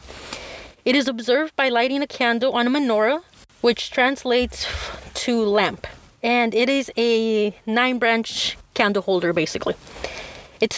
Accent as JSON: {"language": "English", "country": "Mexico", "tie": "born or raised there", "said": "I was born in Mexico, spend most of my life here"}